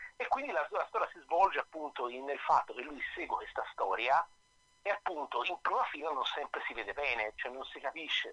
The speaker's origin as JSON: {"language": "Italian", "town": "Florence", "region": "Tuscany", "country": "Italy", "accent": "Florentine", "said": "come si sente dall'accento, io sono, sono fiorentino"}